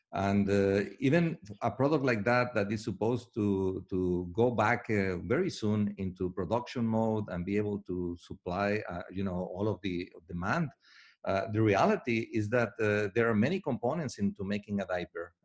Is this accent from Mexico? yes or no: yes; Mexico; I'm from Mexico